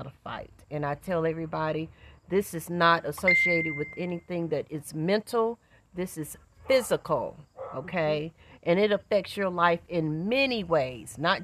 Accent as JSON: {"language": "English", "town": "Winston-Salem", "region": "North Carolina", "country": "United States", "said": "I am from Winston-Salem, North Carolina."}